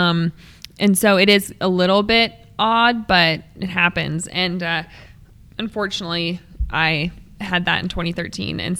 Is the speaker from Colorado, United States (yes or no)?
yes; Crested Butte, Colorado, United States; now in Boulder, United States; I was born in Boulder and lived here until I was 7 and then moved to Crested Butte.